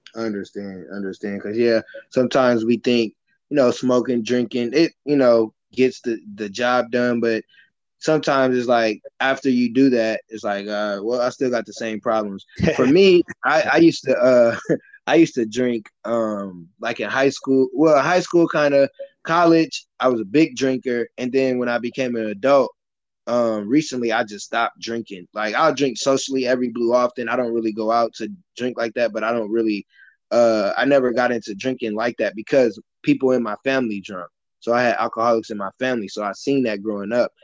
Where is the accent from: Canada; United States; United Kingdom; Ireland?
United States; Michigan City, Indiana; I grew up in Michigan City, Indiana, so that's a small town.